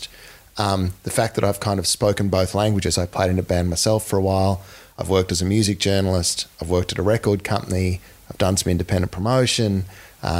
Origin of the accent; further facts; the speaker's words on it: Townsville, Queensland, Australia; moved away; I grew up in North Queensland in Townsville